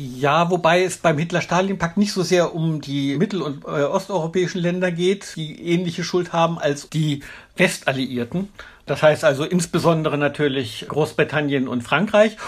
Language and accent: German; Germany; als Deutsche